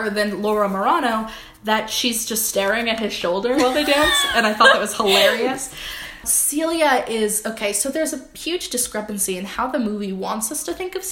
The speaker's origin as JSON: {"language": "English", "region": "New Jersey", "country": "United States", "said": "We're two girls from Jersey"}